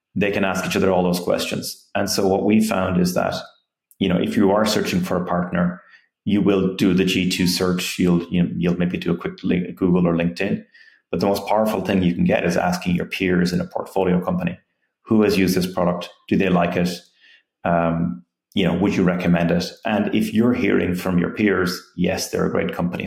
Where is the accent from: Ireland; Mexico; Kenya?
Ireland; moved away as an adult; also born or lived in Silicon Valley; I'm from Ireland, I came to Silicon Valley